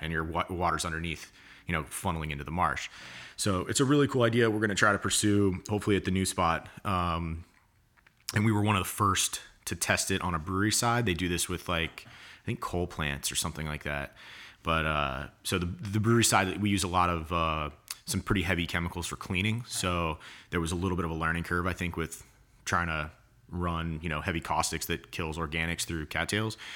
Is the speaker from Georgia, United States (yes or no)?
yes; Atlanta, Georgia, United States; moved away as an adult; also born or lived in Denver; now in Charleston, United States; I was in Atlanta till college and then Charleston